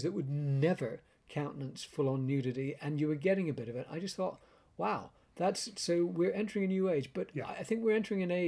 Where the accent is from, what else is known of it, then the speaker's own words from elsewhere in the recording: Canada; I grew up in Canada with British-Canadian parents